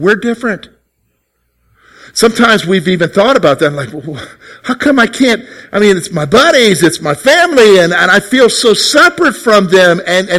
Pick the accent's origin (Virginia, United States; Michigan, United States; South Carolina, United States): South Carolina, United States; also born or lived in Germany; Well, yeah, I guess you could say I'm from South Carolina, but I'm really not from South Carolina. I was born in Germany to a German mom.